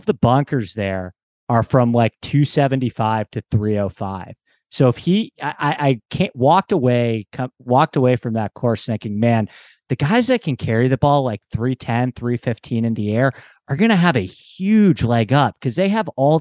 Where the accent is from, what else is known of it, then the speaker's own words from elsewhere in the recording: Westchester, New York, United States; I grew up in Westchester